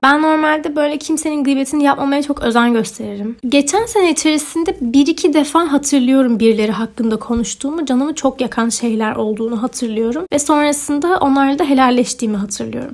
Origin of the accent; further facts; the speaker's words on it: Ordu, Turkey; moved away as an adult; also born or lived in Zurich, Switzerland / Sinop; now in Istanbul, Turkey; İsviçre'de doğdum. 7 yaşıma kadar Zürih'te yaşadım. Sonra Türkiye'ye taşındık. Orduluyum. Ordu ve Sinop. Üniversite için İstanbul'a taşınana kadar da Ordu'da yaşıyordum